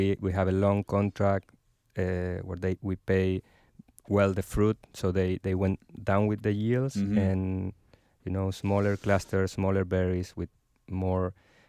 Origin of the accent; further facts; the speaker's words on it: La Consulta, Mendoza, Argentina; English is a second language; Okay, I'm from Mendoza.